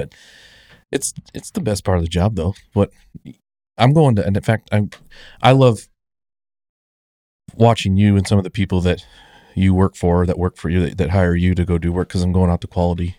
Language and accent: English; Illinois, United States; I grew up in Central Illinois and I'm like, this is how we move our potato dirt.